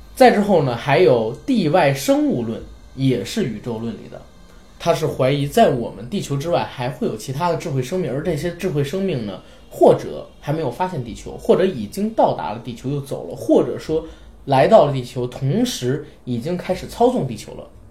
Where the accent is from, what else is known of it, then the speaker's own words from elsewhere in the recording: China; 作为我们中国人